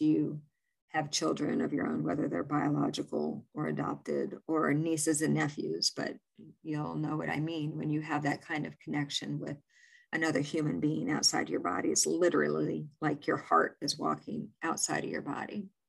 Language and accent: English; Illinois, United States; born or raised there; also born or lived in New York / Maine